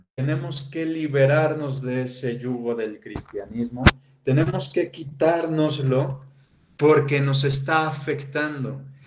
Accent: Mexico City, Mexico; now in Querétaro, Mexico; yo que soy de Ciudad de México y bueno, ahora actualmente que vivo en Ciudad, eh, en, Querétaro

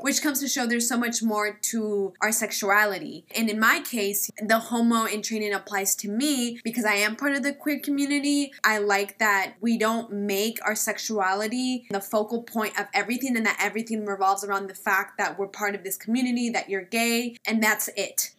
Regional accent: Kansas, United States; first language Spanish; English is a second language; moved away as an adult; now in California, United States; I'm from the Midwest, Kansas specifically. And I moved to California not that long ago

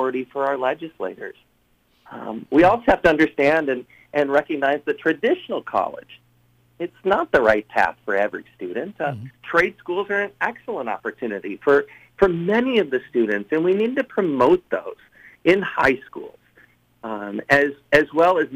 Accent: Rockford, Illinois, United States; now in Moline, United States; I worked in my hometown of Rockford, and then I moved to Moline, Illinois

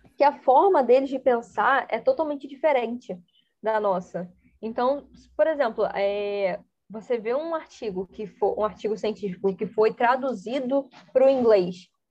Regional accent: Brazil; first language Portuguese; eu sei português, que eu sou brasileira

